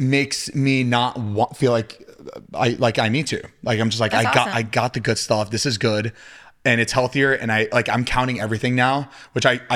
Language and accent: English; Florida, United States; moved away; I'm from Florida